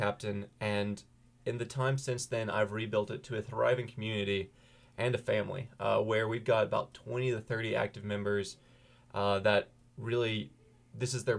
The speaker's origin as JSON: {"language": "English", "town": "Holly Springs", "region": "North Carolina", "country": "United States", "tie": "born or raised there", "said": "I'm local. I'm from the Holly Springs, Apex area, so I've grown up an NC State fan all my life"}